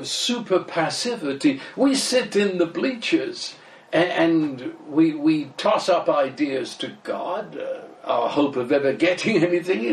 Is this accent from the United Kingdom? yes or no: yes; England, United Kingdom; the fact I'm British and my wife comes from Cuba